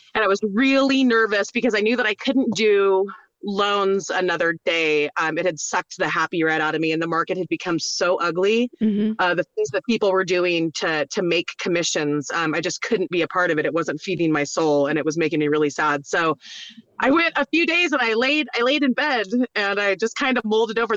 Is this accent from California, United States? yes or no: yes; Norco, California, United States; moved away as an adult; also born or lived in Roseburg, Oregon / Mammoth, California; I was born in Roseburg, Oregon, but I grew up in Norco, California